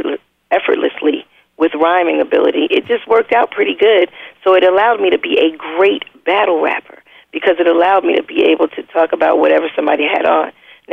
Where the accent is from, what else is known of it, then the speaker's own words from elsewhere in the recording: Queens, New York, United States; Well, I grew up in Queensbridge Public Housing, which is the largest housing project in the world, and it was like a city.